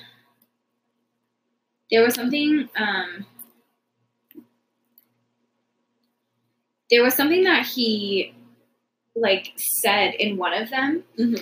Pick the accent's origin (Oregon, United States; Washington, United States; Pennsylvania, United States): Washington, United States; I could so have grown up in my home state